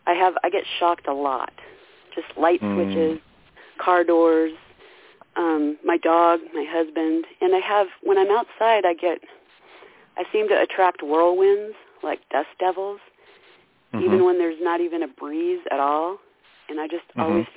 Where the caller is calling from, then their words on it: Idaho, United States; This is … in Idaho.